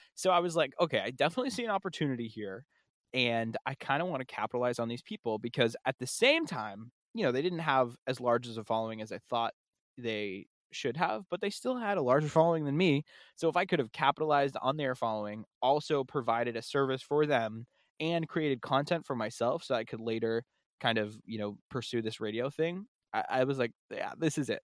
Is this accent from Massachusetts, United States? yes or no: yes; Massachusetts, United States; we're from Massachusetts